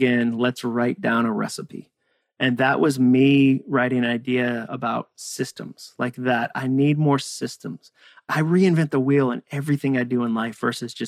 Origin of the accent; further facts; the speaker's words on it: near Walden Pond, Massachusetts, United States; moved away as an adult; also born or lived in Birmingham, Alabama / Hudson, Massachusetts; I grew up near Walden Pond in Massachusetts. I grew up in New England.